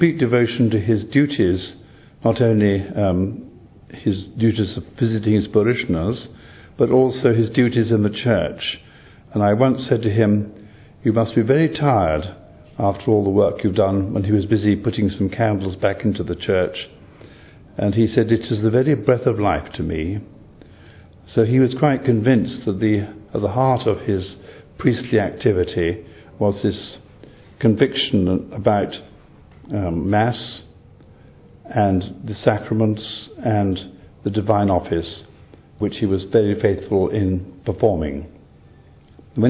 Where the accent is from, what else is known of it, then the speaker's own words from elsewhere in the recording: Harrow on the Hill, London, United Kingdom; I'm an Englishman by birth. I was born in the Diocese of Westminster in a place called Harrow on the Hill.